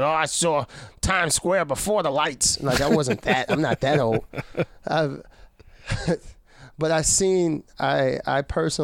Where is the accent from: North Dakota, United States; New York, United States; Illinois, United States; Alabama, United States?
New York, United States; New York City; I grew up in Brooklyn, the projects, the Red Hook projects, houses